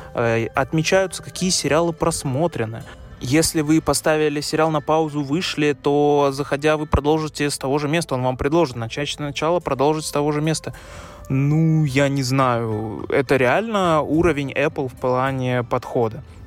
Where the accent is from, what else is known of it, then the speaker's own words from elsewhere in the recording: Russia; Я, как человек из России